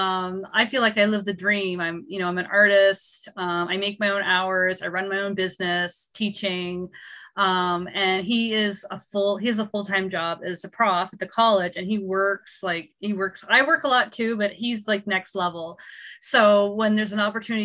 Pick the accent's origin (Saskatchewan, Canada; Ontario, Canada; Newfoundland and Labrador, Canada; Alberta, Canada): Ontario, Canada; Gananoque; moved away as an adult; also born or lived in Montreal; I'm from Gananoque